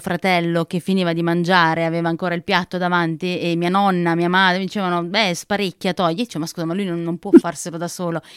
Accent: Naples, Campania, Italy; now in Trentino, Italy; sono napoletana, sono cresciuta a Napoli

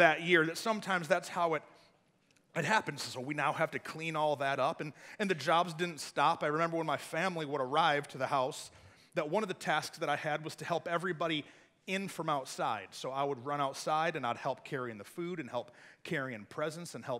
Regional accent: Flint, Michigan, United States; now in Texas, United States; I grew up in Michigan, and so there's like real snow there, not like Texas snow

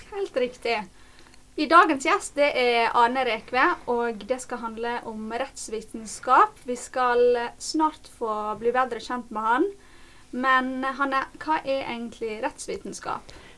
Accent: Norway; en nordmann i Norge

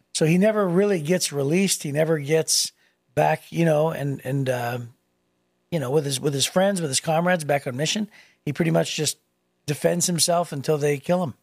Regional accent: Youngstown, Ohio, United States; moved away; in my hometown

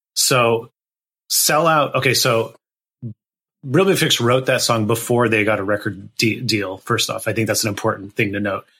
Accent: Gilroy, California, United States; I grew up in a town called Gilroy, California. That's um, in Northern California, kind of the southern tip of the Bay Area

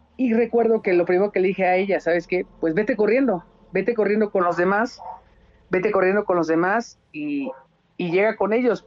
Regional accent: Querétaro, Mexico; yo soy, o sea, somos de Querétaro

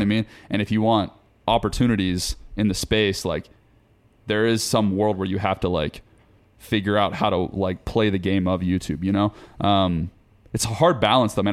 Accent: Forsyth County, Georgia, United States; moved away; I'm from Forsyth County, Georgia. Small town, North Georgia, like, middle of nowhere

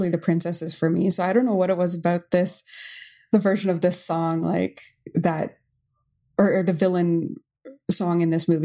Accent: Hamilton, Ontario, Canada; now in Mississauga, Canada; I grew up in Hamilton my whole life

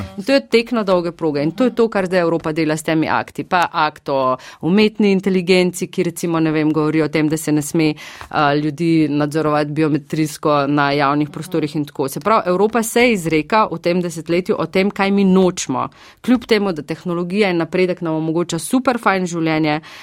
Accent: Slovenia; mi, ki smo iz Slovenija

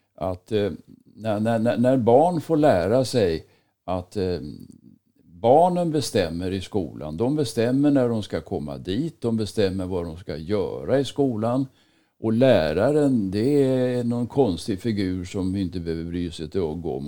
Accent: Stockholm, Stockholm County, Sweden; moved away as an adult; now in Dalarna, Sweden; Stockholm är för mig inte längre någon, någon hemstad där jag är född och uppvuxen

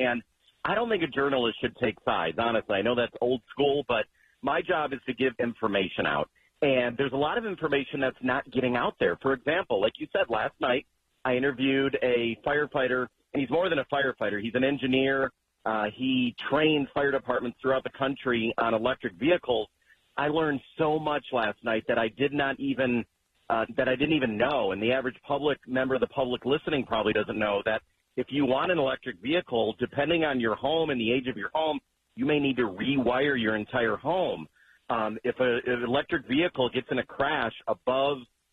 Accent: Wayne, Michigan, United States; also born or lived in Westland, Michigan; I grew up in Wayne, Michigan, in Westland, so I know that area very well.

